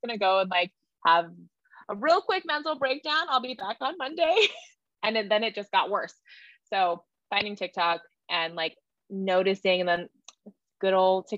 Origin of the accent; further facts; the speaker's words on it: Hawaii, United States; I grew up in Hawaii